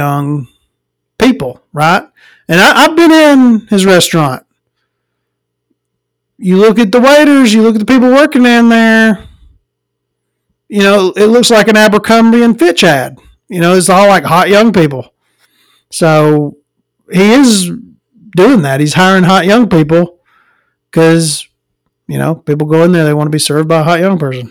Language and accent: English; Florence, Alabama, United States; I'm from the Florence area